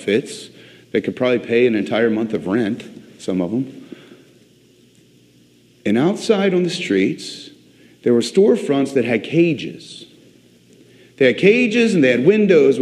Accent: Virginia Beach, Virginia, United States; I grew up in Virginia Beach

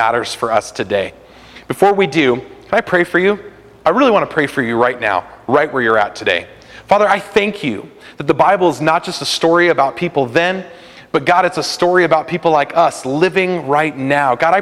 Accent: California, United States; a kid growing up in California in the 90s

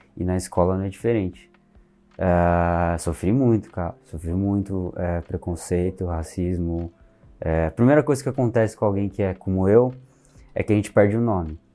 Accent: Brazil; Mas a gente é brasileiro. A gente nasceu aqui

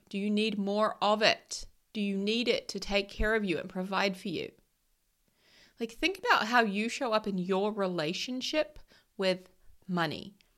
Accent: New Zealand; I'm from New Zealand and I'm a Kiwi

